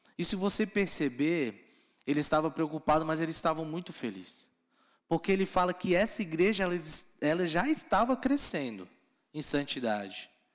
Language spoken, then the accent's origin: Portuguese; Florianópolis, Santa Catarina, Brazil; Eu sou lá de Floripa